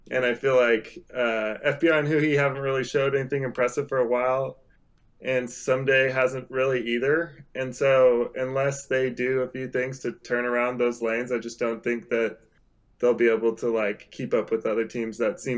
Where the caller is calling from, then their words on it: Beaverton, Oregon, United States; Uh, I'm calling from Beaverton, Oregon.